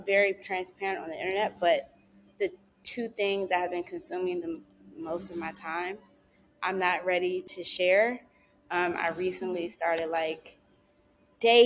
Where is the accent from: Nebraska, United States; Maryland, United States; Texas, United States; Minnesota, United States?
Maryland, United States; Prince George's County; moved away as an adult; now in Los Angeles, United States; I grew up in Maryland